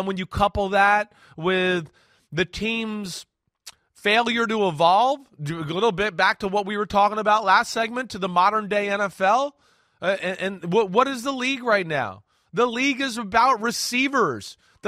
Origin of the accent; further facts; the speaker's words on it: Northeast, United States; And I grew up in the Northeast, and we know Boston fans.